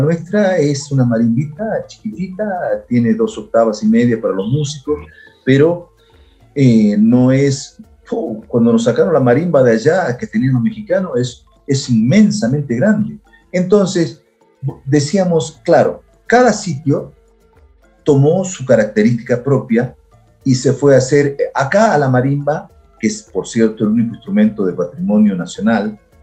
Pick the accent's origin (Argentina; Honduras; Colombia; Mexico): Argentina; Santa Fe; moved away as an adult; now in Ecuador; mi historia comienza en Santa Fe